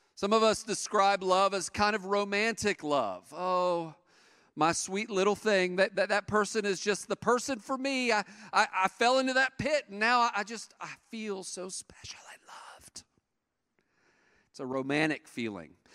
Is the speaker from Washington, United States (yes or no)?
no; East Tennessee, United States; I'm from East Tennessee, and in East Tennessee, uh, in the mountains over there, that's where all of my people are from